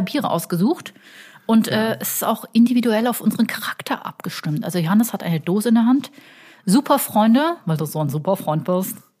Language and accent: German; Cologne, North Rhine-Westphalia, Germany; als Kölner